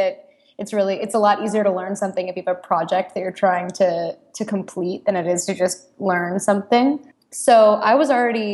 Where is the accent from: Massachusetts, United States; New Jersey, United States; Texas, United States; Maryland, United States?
Texas, United States; Austin; moved away as an adult; also born or lived in Chicago; I am originally from Austin, Texas, which is a wonderful town, and I'm so proud to be from there.